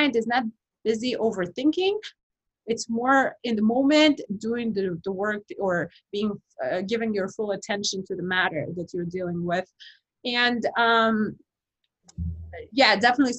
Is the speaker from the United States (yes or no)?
no; Kazakhstan; moved away; I'm from Kazakhstan